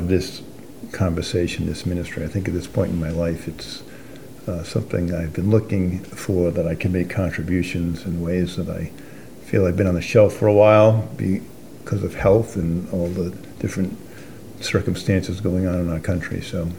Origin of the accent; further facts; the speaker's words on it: Exeter, Rhode Island, United States; I'm a native Rhode Islander, too. I grew up, I'm a country boy. I grew up in Exeter